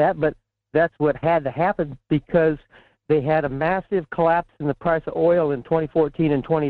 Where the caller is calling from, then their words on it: Fairbanks, Alaska, United States; … in Fairbanks.